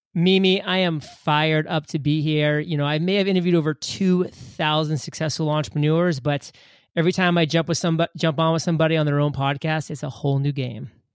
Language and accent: English; Maine, United States; moved away as an adult; I grew up in Maine, which is a small state, uh, above Boston.